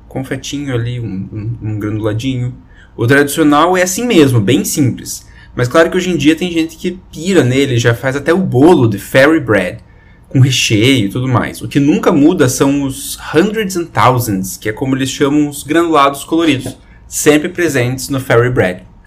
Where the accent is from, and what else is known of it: Brazil